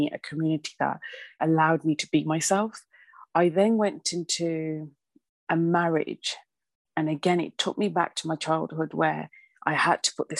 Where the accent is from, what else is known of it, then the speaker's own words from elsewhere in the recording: Birmingham, West Midlands, United Kingdom; obviously I was from Birmingham